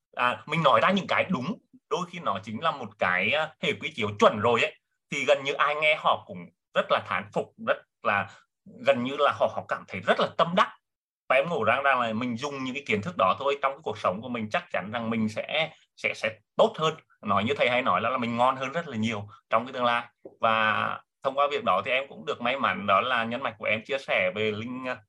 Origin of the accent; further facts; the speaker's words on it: Nghệ An, Vietnam; em đến từ Nghệ An sinh năm 1983